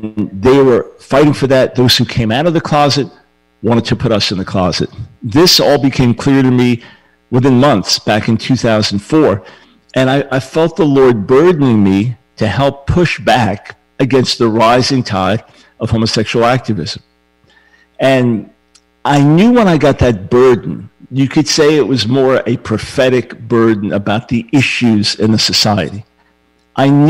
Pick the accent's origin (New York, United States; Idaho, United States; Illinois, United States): New York, United States; moved away; I'm a New Yorker at heart